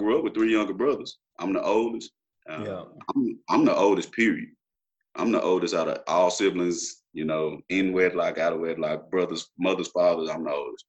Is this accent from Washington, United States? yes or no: no; Dallas, Texas, United States; also born or lived in Los Angeles, California; now in DeSoto, United States; I was about two years old when I moved from L.A.